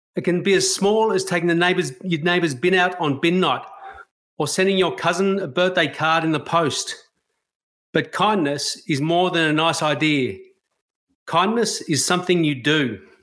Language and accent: English; Australia; As a white Australian